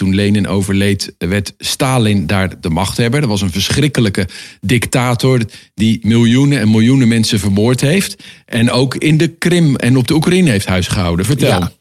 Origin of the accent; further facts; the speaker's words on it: Netherlands; wij als Nederlanders